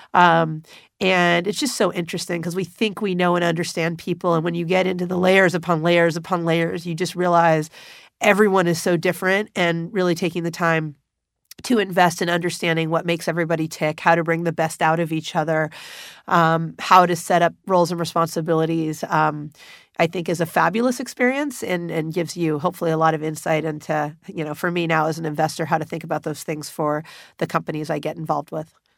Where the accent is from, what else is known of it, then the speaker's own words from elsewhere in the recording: Los Angeles, California, United States; I was back in the city in which I grew up, Los Angeles